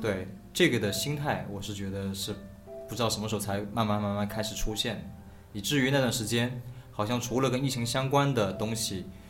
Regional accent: Shaoxing, Zhejiang, China; moved away; 我们老家那些学者、研究鲁迅那些书

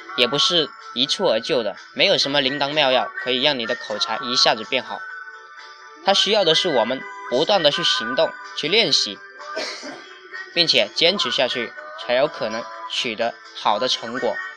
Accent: Zhanjiang, Guangdong, China; 我来自于广东湛江

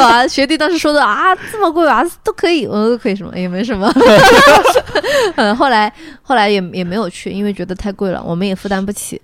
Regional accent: China; 我是中国人

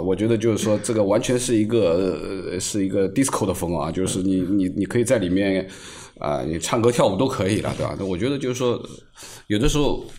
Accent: China; 作为一个中国人

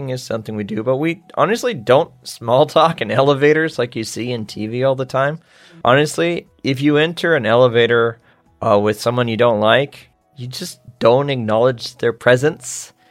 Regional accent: United States; Well, as an American

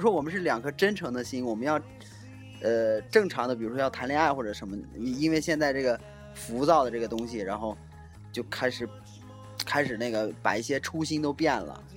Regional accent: China; 咱们大陆这边

